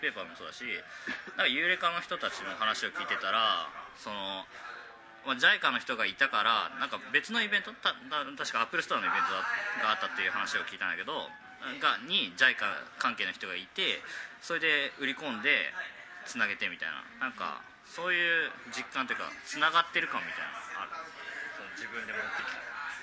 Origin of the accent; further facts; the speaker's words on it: Nagoya, Aichi, Japan; moved away as an adult; also born or lived in Yokohama; 出身はまあ名古屋っていうか愛知県なんですけど